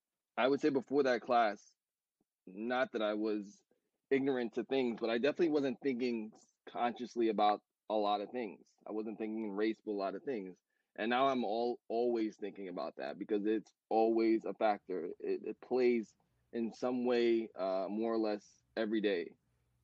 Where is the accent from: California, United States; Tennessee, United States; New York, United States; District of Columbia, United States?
New York, United States; New York City; I'm from Brooklyn, New York